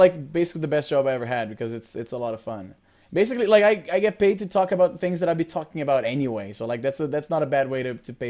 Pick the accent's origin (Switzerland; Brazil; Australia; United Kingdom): Brazil; now in Canada; I'm originally from Brazil, but I live in Canada now. I have been living here for the last 17 years.